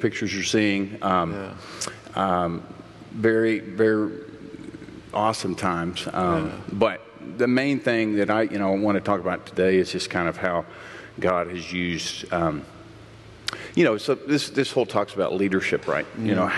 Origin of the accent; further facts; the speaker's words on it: Alaska, United States; moved away as an adult; also born or lived in Alabama; now in Thompson's Station, United States; I was born in Alaska and then raised there part-time throughout, you know, my adolescence, and moved there right out of high school